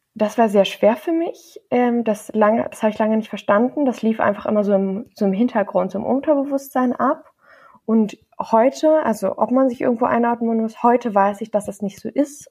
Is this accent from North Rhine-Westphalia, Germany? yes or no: yes; Bonn, North Rhine-Westphalia, Germany; ich bin in Deutschland im Johanniter Krankenhaus in Bonn geboren